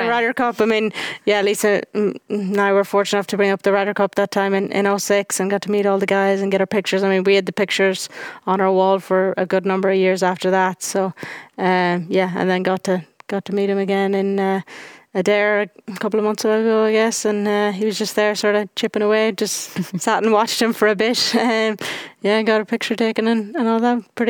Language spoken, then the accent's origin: English; Ireland; When you go out as an Irish person, there's me and Stephanie, and that's it out there.